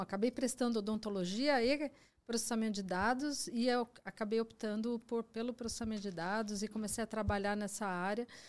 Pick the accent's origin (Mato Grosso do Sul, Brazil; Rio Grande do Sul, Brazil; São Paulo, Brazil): São Paulo, Brazil; Mogi das Cruzes; eu sou de Mogi das Cruzes